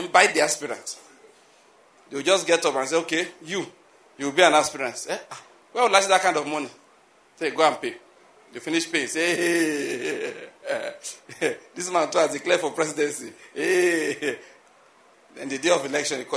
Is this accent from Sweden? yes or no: no; Nigeria; as a Nigerian